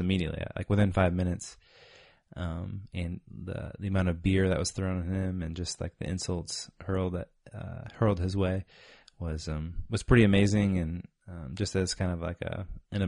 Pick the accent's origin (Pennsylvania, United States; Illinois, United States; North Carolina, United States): Illinois, United States; North Central; we were playing for our hometown team, the Beaver Valley Storm. We're both from North Central Illinois, small high school.